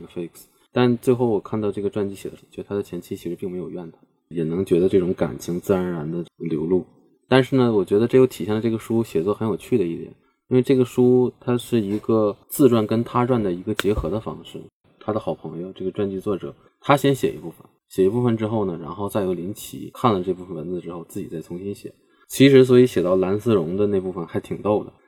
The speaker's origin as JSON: {"language": "Chinese", "town": "Changchun", "region": "Jilin", "country": "China", "said": "我是长春人"}